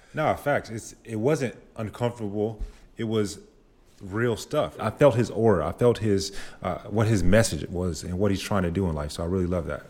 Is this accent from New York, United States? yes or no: no; Grand Prairie, Texas, United States; now in Austin, United States; I'm from Dallas, Grand Prairie specifically.